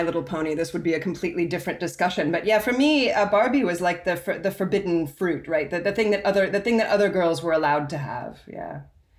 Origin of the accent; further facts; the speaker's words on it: United States; also born or lived in United Kingdom; both American probably first and British second.